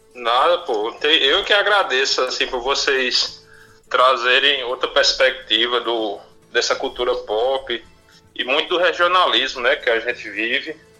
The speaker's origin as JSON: {"language": "Portuguese", "town": "Cuité", "region": "Paraíba", "country": "Brazil", "moved": "yes", "said": "eu que vim de Cuité"}